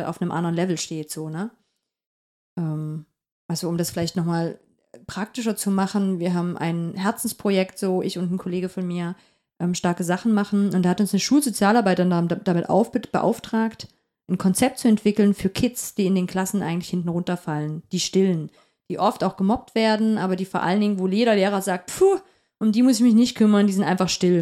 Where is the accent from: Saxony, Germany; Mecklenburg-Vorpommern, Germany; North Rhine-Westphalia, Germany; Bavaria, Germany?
Saxony, Germany; Upper Lusatia; now in Halle, Germany; Ich komme aus der Oberlausitz.